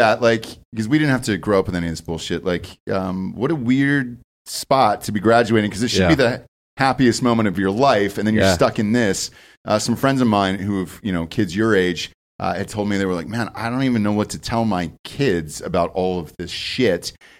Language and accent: English; Georgia, United States; I was going to say, yeah, I'm from Georgia.